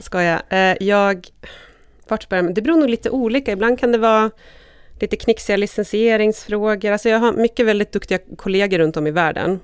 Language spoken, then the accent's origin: Swedish; Borlänge, Dalarna County, Sweden; moved away; jag var ju från Bålänge och där jag blev jättemusikintresserad, jag vet inte, kanske vid högstadiet någon gång